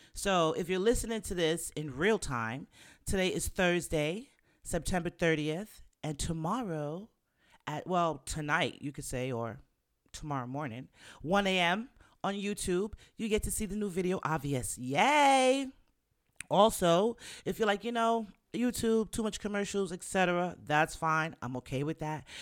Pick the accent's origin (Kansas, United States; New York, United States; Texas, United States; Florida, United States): New York, United States; New York City; we're New Yorkers. I'm from the Bronx